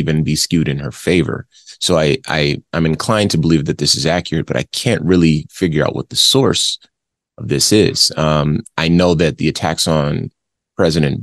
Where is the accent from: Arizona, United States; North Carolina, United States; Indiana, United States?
Arizona, United States; Phoenix; also born or lived in Compton, California; I live in Phoenix, and I have lived in Phoenix since I was a kid. You know, I was born in Compton, but I moved here when I was 7 years old